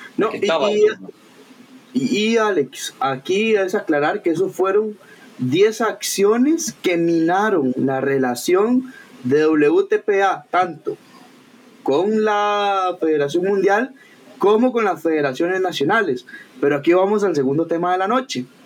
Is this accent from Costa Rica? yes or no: yes; Costa Rica; soy tico